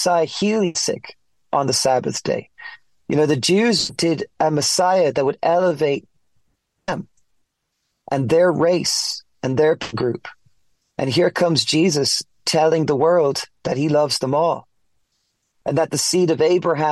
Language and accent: English; Ireland; moved away as an adult; also born or lived in Florida, United States / Colorado, United States; now in United States; I'm from Ireland, born and raised.